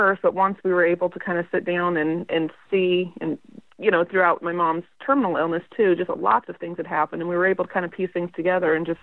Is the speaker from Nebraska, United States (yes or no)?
yes; Nebraska, United States; moved away as an adult; now in Kansas, United States; I grew up in Nebraska. I was born and raised in a small town of about 600 people